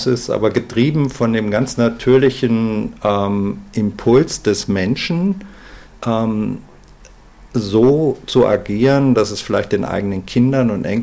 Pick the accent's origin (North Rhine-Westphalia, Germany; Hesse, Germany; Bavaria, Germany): Hesse, Germany; born there; now in Munich, Germany; einer Family Investment Holding äh, hier in München und bin gebürtiger Hesse.